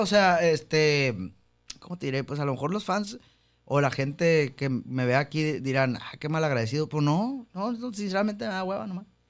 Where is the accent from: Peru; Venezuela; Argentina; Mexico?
Mexico; somos mexicanos